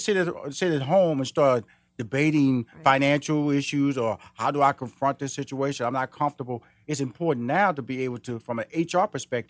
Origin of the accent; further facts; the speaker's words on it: Houston, Texas, United States; I'm from Houston, Texas.